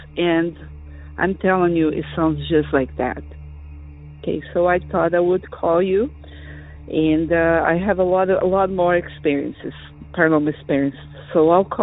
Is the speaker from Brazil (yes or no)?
yes; Brazil; moved away as an adult; now in Florida, United States; I'm calling from Florida. I am originally from Brazil, and I have been living here for over 30 years